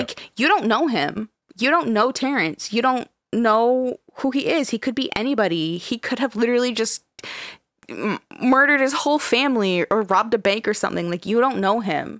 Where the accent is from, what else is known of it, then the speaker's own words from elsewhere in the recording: Canada; we're Canadian